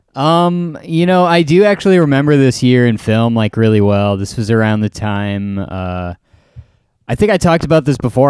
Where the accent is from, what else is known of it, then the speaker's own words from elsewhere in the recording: Green Bay, Wisconsin, United States; moved away; I was in my hometown of Green Bay, Wisconsin